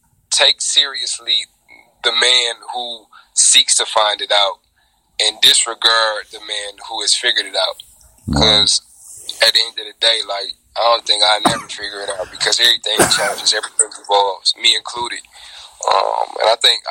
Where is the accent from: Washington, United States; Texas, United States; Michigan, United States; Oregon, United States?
Michigan, United States; Inkster; also born or lived in Detroit, Michigan; I am born in the city of Detroit, raised in the city of Inkster, Michigan.